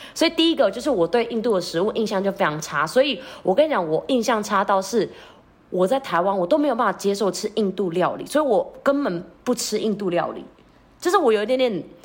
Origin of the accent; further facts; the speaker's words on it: Philippines; moved away; 身为一个菲律宾人